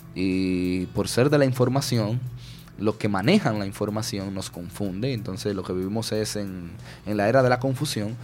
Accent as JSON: {"language": "Spanish", "country": "Dominican Republic", "said": "somos los dominicanos y dominicanas"}